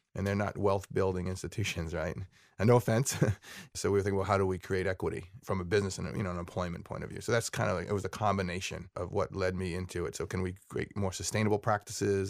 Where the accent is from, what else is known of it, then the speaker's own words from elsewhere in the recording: Sharon, Massachusetts, United States; I grew up in Sharon